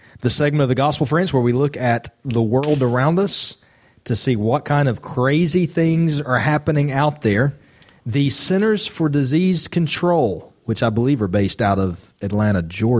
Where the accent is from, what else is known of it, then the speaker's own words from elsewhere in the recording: Ireland; I'm actually, guys, as an Irishman, a bit embarrassed about this story we're about to do.